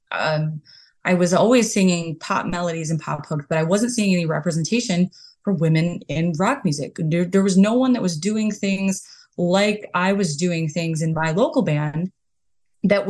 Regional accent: Detroit, Michigan, United States; we're from Detroit, Michigan.

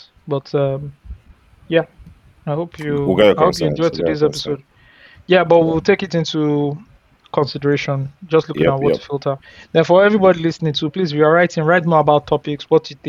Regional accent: Aba, Abia, Nigeria; moved away; Before I left the country 5 years ago, I grew up in Abba.

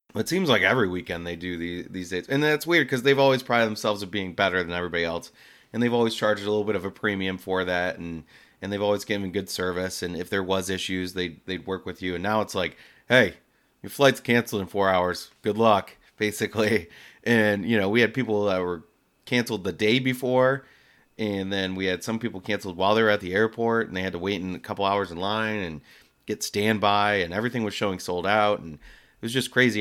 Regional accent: Detroit, Michigan, United States; my hometown city

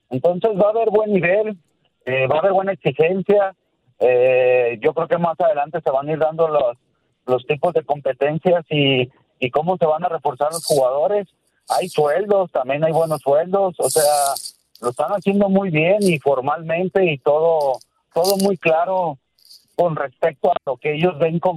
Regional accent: Mexico; Es una liga que nos da la oportunidad

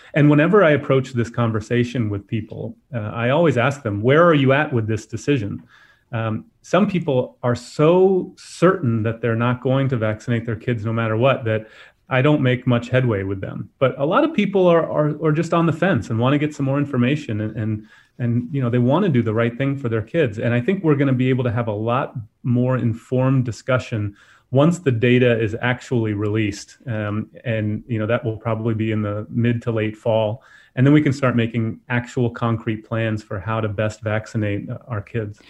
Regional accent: Florida, United States; I'm from Florida

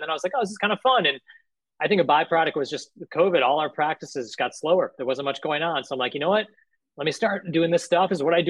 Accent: Chicago, Illinois, United States; moved away as an adult; also born or lived in Philadelphia / Bay Area; now in San Francisco Bay Area, United States; So you know, I'm originally from Chicago, so disclaimer, I grew up a Bulls fan. You know, so grew up in Chicago

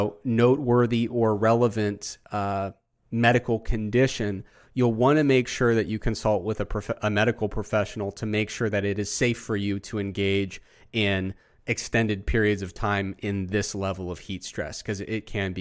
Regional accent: Midwest, United States; But because I'm from the Midwest, I cannot be rude.

